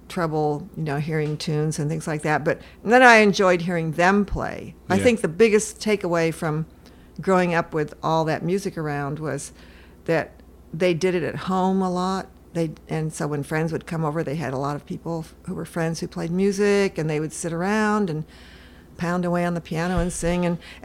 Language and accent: English; California, United States; also born or lived in Seattle; I'm from Washington State in California. I was born in Seattle.